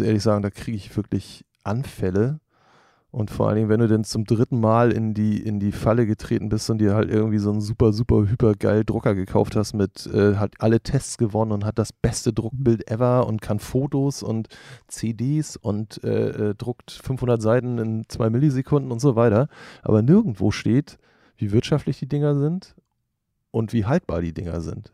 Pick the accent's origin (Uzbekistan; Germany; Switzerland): Germany; Norderstedt, Schleswig-Holstein; moved away as an adult; now in Hamburg, Germany; Ich bin in Hamburg geboren und in, in der Vorstadt aufgewachsen, Norderstedt